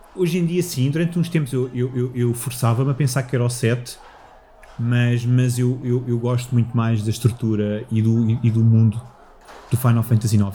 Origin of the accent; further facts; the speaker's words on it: Moscavide, Lisbon, Portugal; now in Loures, Portugal; eu cresci em Moscavide com, com os meus avós